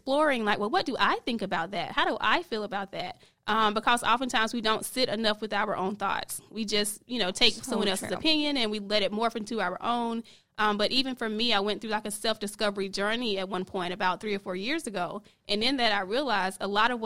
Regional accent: South Carolina, United States; now in Charlotte, United States; I'm originally from South Carolina. Been in Charlotte for a few years.

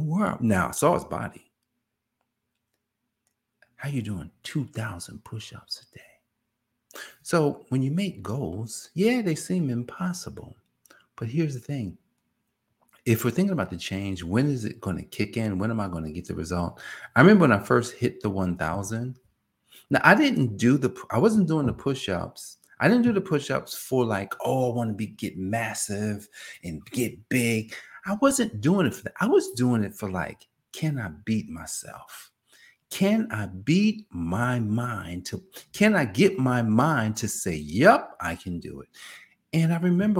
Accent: New Jersey, United States; I'm from Jersey

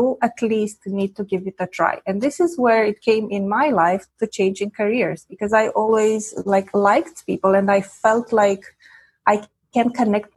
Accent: Romania; first language Romanian; English is a second language; moved away as an adult; now in Quebec, Canada; I was born in Eastern Europe during communist times. And at the age of 16, the big revolution, you know, came about and everything changed. And then at the age of 25, I immigrated

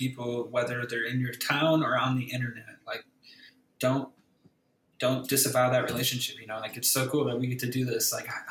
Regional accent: Winthrop Harbor, Illinois, United States; Originally from a place called Winthrop Harbor. It's like in between Milwaukee and Chicago, like 40 minutes from each.

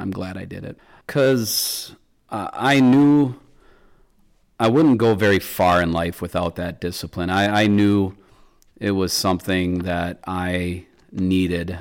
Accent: Michigan, United States; my home state of Michigan

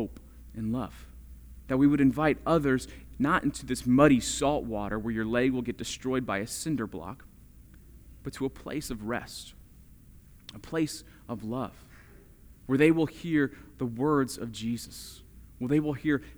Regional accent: Florida, United States; I grew up in Florida

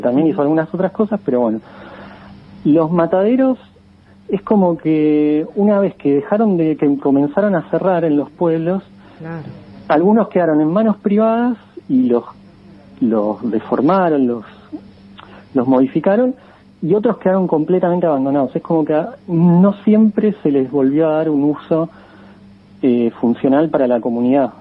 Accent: Buenos Aires, Argentina; Como porteño

